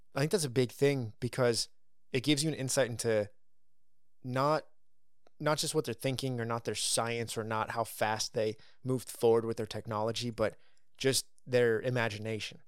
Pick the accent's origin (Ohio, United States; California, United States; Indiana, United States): California, United States; I grew up in California